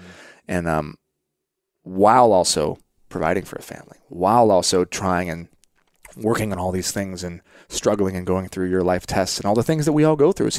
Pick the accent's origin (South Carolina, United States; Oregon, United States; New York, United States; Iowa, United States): Oregon, United States; I saw we grew up part time in Oregon, and I saw my friends' friends were camping and hunting and fishing